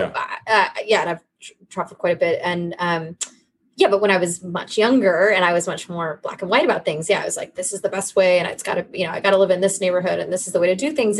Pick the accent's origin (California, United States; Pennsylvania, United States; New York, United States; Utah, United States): California, United States; accent: California; moved away; I wouldn't say I have some extreme California accent